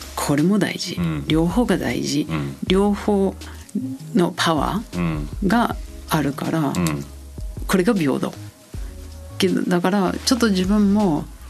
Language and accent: Japanese; New Zealand; Japanese is a second language; moved away as an adult; also born or lived in Chiba, Japan / Tokyo, Japan / Kyoto, Japan / Gifu, Japan; now in Japan; 私はニュージーランド出身と言ったんですが、あのニュージーランドの北島南島があるんですが私は北島から来て